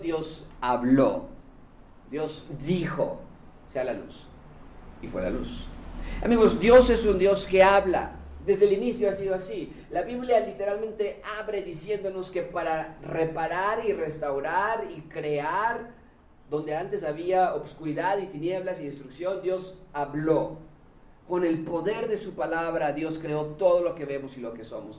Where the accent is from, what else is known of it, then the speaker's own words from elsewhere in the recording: Mexico; los mexicanos leemos 3.4 libros al año